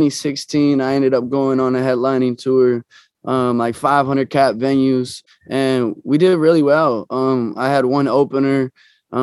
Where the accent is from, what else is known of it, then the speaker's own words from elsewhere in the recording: Omaha, Nebraska, United States; moved away as an adult; now in Los Angeles, United States; I actually went back to Omaha, to my hometown, 2 months ago